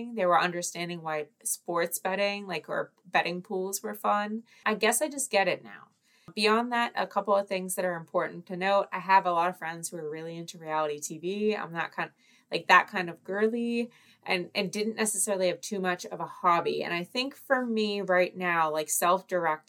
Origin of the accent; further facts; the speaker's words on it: Boston, Massachusetts, United States; I am an American woman from the Northeast, specifically from the Boston area